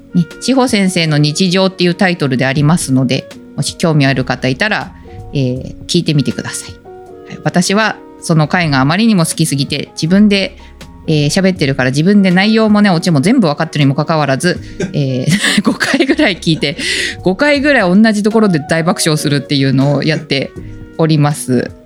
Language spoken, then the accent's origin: Japanese; Japan; moved away; also born or lived in Hokkaido; 私雪国出身だから寒いの平気